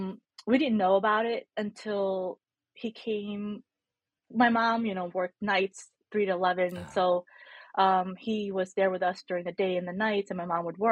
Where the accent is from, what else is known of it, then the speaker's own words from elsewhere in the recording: Bacolod, Western Visayas, Philippines; born there; So I was born in the Philippines in, I don't know if I want to say tiny town. It's not a town, it's a city. It's called Bacolod City, or well known as the City of Smiles in the island of Negros Occidental